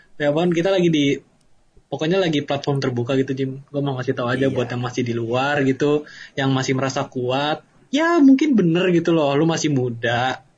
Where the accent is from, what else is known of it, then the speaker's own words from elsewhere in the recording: Depok, West Java, Indonesia; Depok kotaku